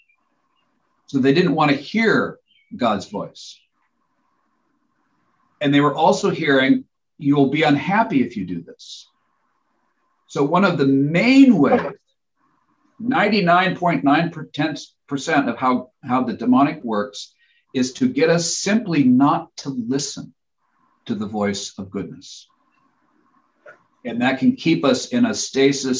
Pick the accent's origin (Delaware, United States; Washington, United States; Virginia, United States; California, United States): Washington, United States; Spokane; in my house growing up in Spokane, Washington